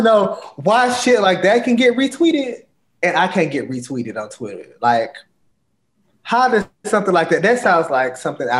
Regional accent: Georgia, United States; being from Georgia.

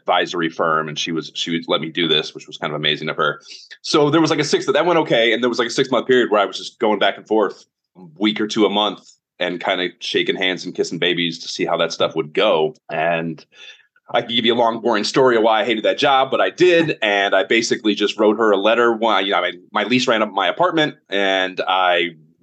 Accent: Oberlin, Ohio, United States; I am from Northern Ohio, a little town called Oberlin, like a half hour west of Cleveland

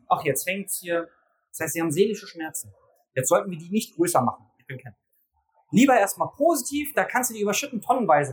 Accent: Berlin, Germany; Ich komme aus Berlin

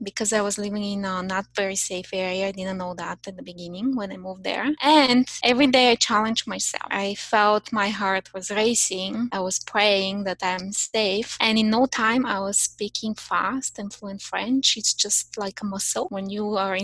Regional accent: Bulgaria; English is a second language; moved away as an adult; also born or lived in Paris, France; now in Canada; when I was 22 years old, I moved from Bulgaria to France, Paris, France, to study my master's

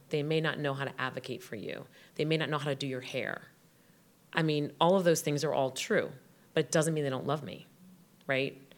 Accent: Westerly, Rhode Island, United States; "Where did you grow up?" I said, "Rhode Island."

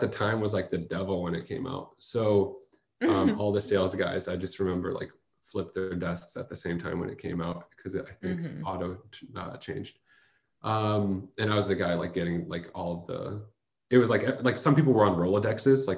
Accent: Bay Area, California, United States; also born or lived in Chicago; now in San Francisco, United States; I grew up in the Bay Area

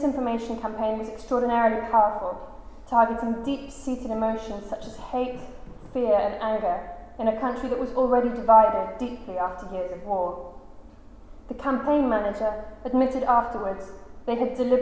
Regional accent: London, United Kingdom; I'm a British grown-up. I brought up in London

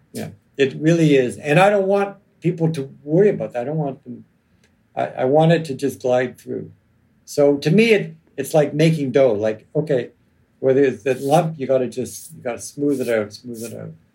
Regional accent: Toronto, Ontario, Canada; when I grew up in Toronto

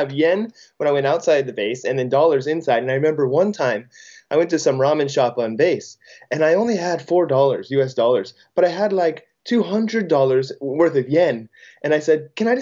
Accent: Pleasant Hill, California, United States; moved away as an adult; now in Sendai, Japan; I grew up just outside San Francisco, went to school in San Francisco.

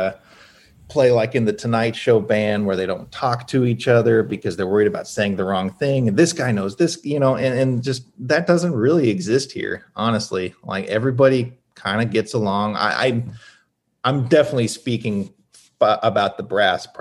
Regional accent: Hendersonville, Tennessee, United States; When I was a kid, I grew up in Hendersonville, which is like 20 minutes north of Nashville.

